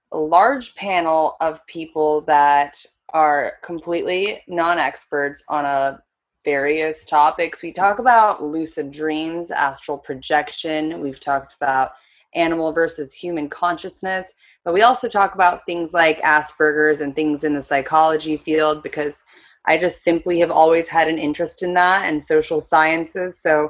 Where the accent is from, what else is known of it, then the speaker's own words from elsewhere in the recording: South Korea; also born or lived in Japan / United States / Philippines; I was born in Japan, raised mostly in Korea